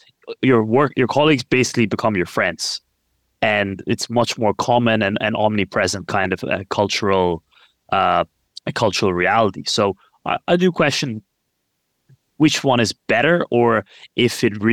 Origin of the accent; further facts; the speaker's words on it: Ireland; now in London, United Kingdom; I grew up in Ireland